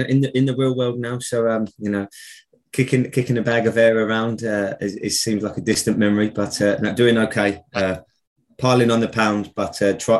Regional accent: London, United Kingdom; accent: Cockney; But the problem I have now is I get nicked for my accent up here where I live because I'm a Cockney, as they say.

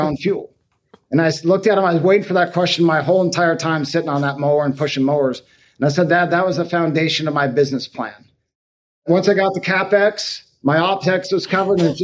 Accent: Sequim, Washington, United States; Northwest of Seattle, Washington, a little town called Squim

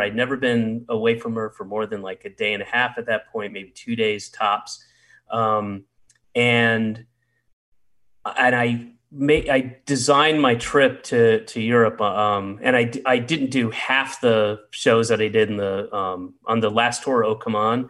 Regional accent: the South, United States; moved away; I grew up in the South

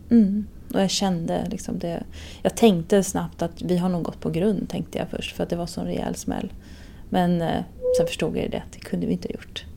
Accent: Stockholm, Stockholm County, Sweden; Stockholm hemma. Det är fortfarande hemma.

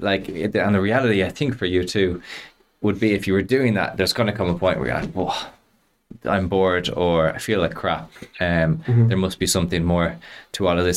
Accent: Dublin, Leinster, Ireland; I grew up uh, in Clontarf

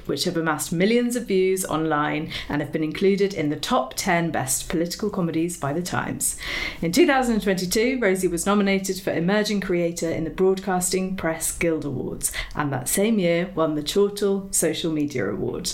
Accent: Oxford, South East England, United Kingdom; I grew up in Oxford

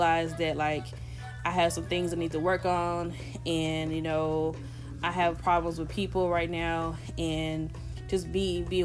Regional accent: the South, United States; I'm from the South

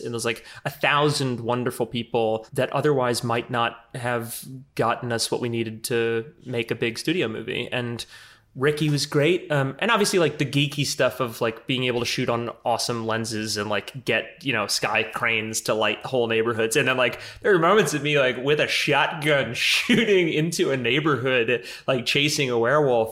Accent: New Orleans, Louisiana, United States; I'm from New Orleans

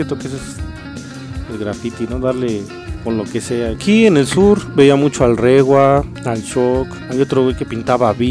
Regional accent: Mexico City, Mexico; colonia que se llama Pueblo Quieto, a un lado de Médica Sur, no sé si la conozcan. Puede que sí. Y de ahí soy, cerca del Estadio Azteca.

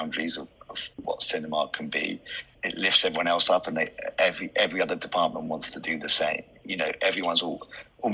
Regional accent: London, United Kingdom; being from London

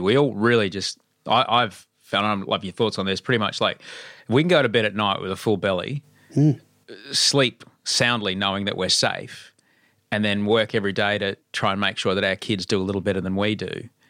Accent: Queensland, Australia; I grew up under Bjelke Petersen, and we were just up there.

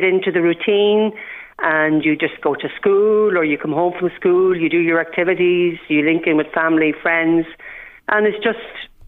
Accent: Ireland; whilst I'm Irish

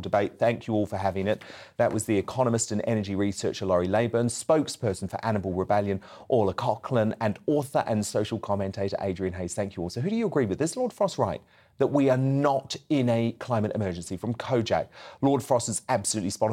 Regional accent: New Zealand; now in United Kingdom; I grew up in New Zealand

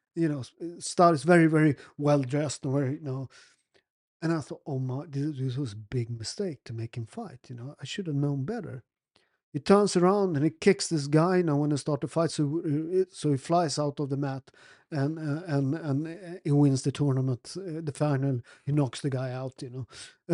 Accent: Naples, Campania, Italy; also born or lived in Sweden; I'm from Naples

